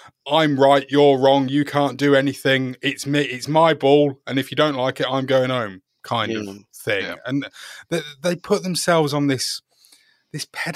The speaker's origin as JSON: {"language": "English", "region": "England", "country": "United Kingdom", "said": "as an Englishman"}